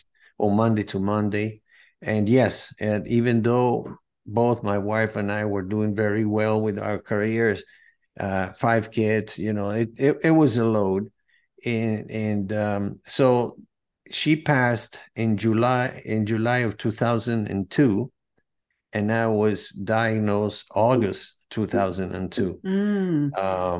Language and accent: English; Venezuela; I'm from Venezuela. I was born in Venezuela from a Greek and Spanish from Madrid parents. They migrated to Venezuela after World War II.